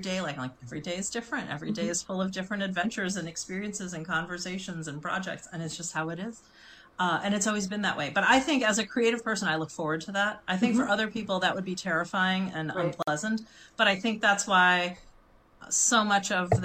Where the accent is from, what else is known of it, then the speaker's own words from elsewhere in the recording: Chicago, Illinois, United States; I grew up in Chicago